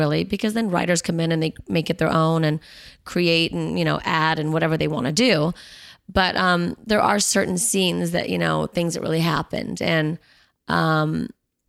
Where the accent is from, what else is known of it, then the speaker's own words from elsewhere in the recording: Los Angeles, California, United States; I grew up in Bel Air and Beverly Hills